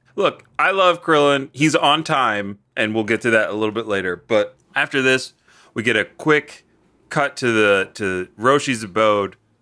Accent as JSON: {"language": "English", "region": "London", "country": "United Kingdom", "said": "I'm from South London."}